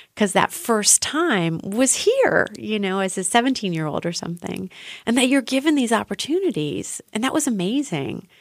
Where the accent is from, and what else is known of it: Ohio, United States; moved away as an adult; now in Berlin, Germany